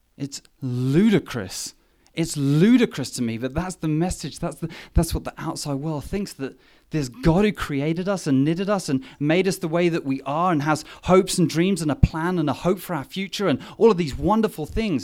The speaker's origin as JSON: {"language": "English", "region": "England", "country": "United Kingdom", "moved": "yes", "said": "me being English"}